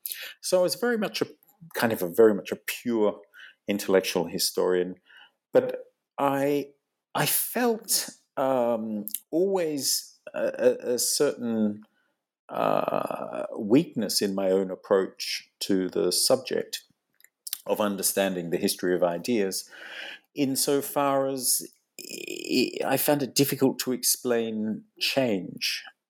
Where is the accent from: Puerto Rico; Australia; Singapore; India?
Australia; moved away as an adult; now in London, United Kingdom; Well, I'm originally from, as your listeners can probably hear, and you can probably hear, I'm originally from Australia. I studied in England in the 1990s.